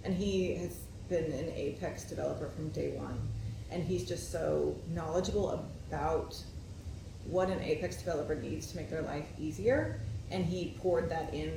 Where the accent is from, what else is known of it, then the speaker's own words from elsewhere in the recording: West Texas, United States; also born or lived in Oklahoma / Dallas, Texas; I grew up in West Texas, which was like desert and heat and worse than this